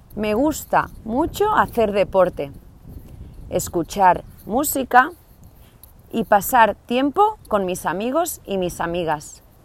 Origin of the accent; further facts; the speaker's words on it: Barcelona, Catalonia, Spain; now in Kyiv, Ukraine; Ahora vivo en Kiev, pero nací en Barcelona